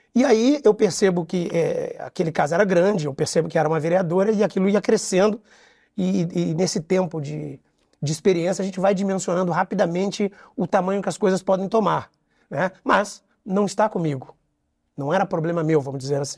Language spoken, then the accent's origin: Portuguese; São Paulo, Brazil; moved away as an adult; now in Rio de Janeiro, Brazil; eu sou, sou, sou, paulista, mas estou no Rio de Janeiro desde que passei no concurso público.